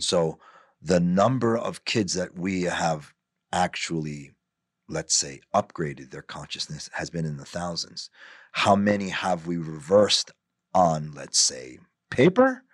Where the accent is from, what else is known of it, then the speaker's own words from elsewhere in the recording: New York, United States; also born or lived in New Jersey; I'm born and raised in New York